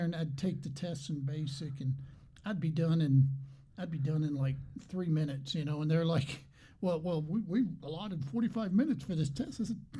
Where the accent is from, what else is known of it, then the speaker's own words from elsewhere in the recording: New York, United States; moved away as an adult; also born or lived in England / Albuquerque, New Mexico; I grew up in New York